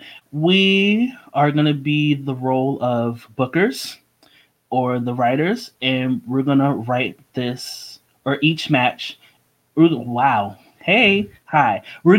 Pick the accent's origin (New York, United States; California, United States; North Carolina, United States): New York, United States; Growing up in New York